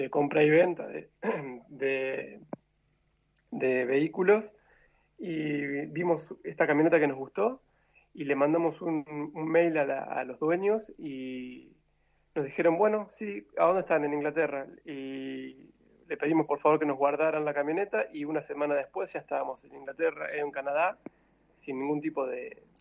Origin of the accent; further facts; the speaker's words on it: Argentina; moved away as an adult; a punto de volver a nuestra querida Argentina que hace tanto que dejamos.